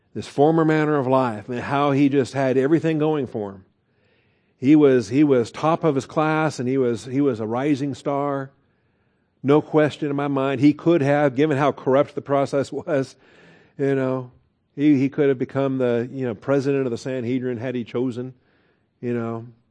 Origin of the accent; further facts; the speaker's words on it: United States; we had it here as American Christians